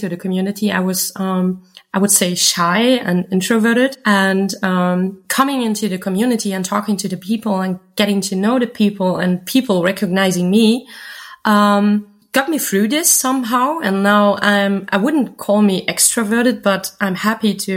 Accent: Germany; also born or lived in near Cologne and Wuppertal; I come from Germany, living in the near of Cologne and Wuppertal

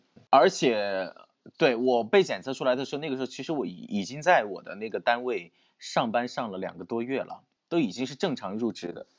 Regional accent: Sichuan, China; 我是四川人，我的户口在四川成都。然后我的上一份工作是在四川内江，内江是四川的一座地级市。嗯，当时我就觉得说内江距我的家乡比较近。

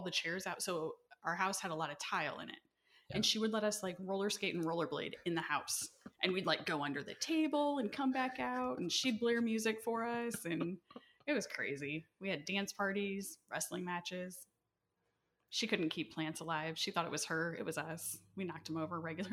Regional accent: Leo, Indiana, United States; growing up in Leo, my parents didn't know where we were half the time

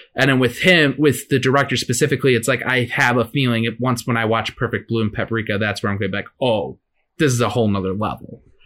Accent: McHenry, Illinois, United States; my hometown in McHenry

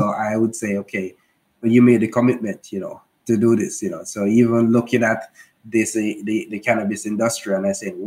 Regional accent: Jamaica; we're from Jamaica

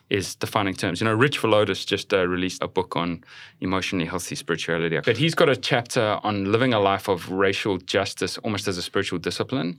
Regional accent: South Africa; moved away as an adult; now in United States; I'm from South Africa.

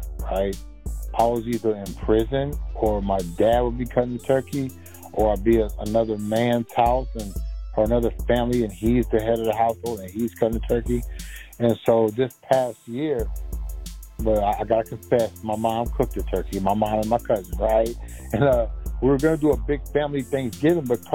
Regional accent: Maryland and D.C., United States; moved away; also born or lived in Washington, D.C.; I'm from Maryland and D.C.

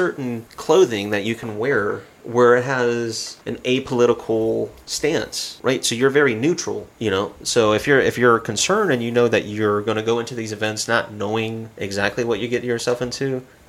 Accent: Southeast, United States; now in Missoula, United States; Considering that I'm from the southeast and you're where I'm at now here in Montana.

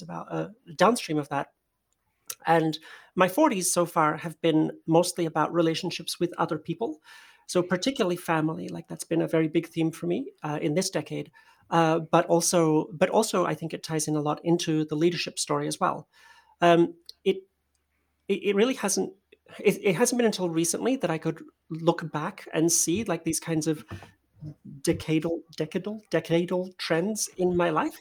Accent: Perth, Western Australia, Australia; born or raised there; moved away as an adult; also born or lived in Poland / New York; now in San Francisco, United States

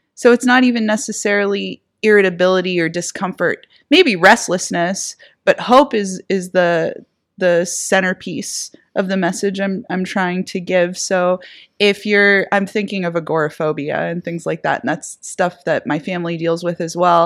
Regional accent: Erie, Pennsylvania, United States; my hometown, Erie, Pennsylvania

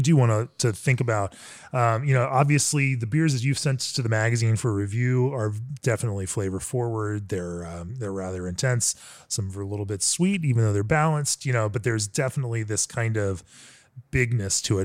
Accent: Orlando, Florida, United States; moved away; I am in my hometown, the town of my birth, Orlando, Florida.

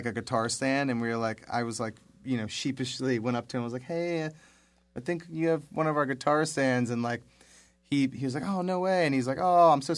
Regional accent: Miami, Florida, United States; also born or lived in West Palm Beach, Florida; I moved up from Miami. I was living in Miami at the time with my mom

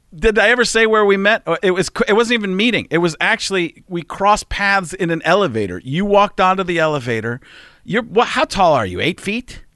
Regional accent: Waukesha, Wisconsin, United States; I grew up in Waukesha, Wisconsin

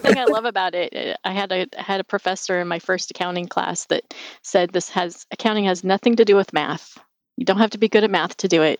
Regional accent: Spokane, Washington, United States; also born or lived in Seattle, Washington; I grew up in Spokane, Washington. Um, it's on the east side of the state

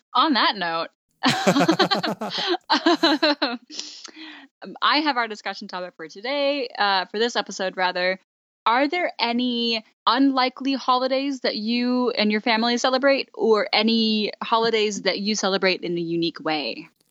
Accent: Texas, United States; We're from Texas, so that's an important cultural part of our, uh, upbringing

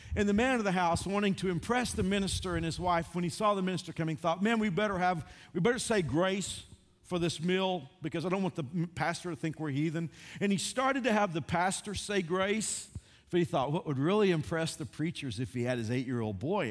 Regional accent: Texas, United States; I grew up a Southerner, I grew up in Texas.

